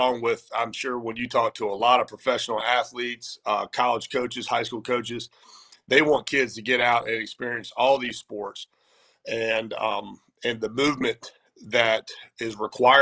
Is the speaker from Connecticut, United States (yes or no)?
no; Wilmington, North Carolina, United States; also born or lived in Durham, North Carolina / Charlotte, North Carolina; I'm homegrown here in Wilmington, North Carolina